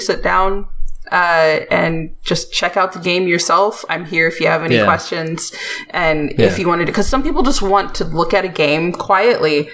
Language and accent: English; United States; I'm American